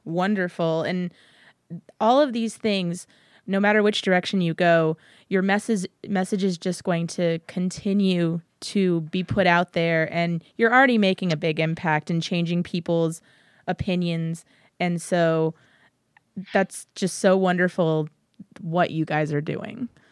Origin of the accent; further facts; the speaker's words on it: San Antonio, Texas, United States; growing up in San Antonio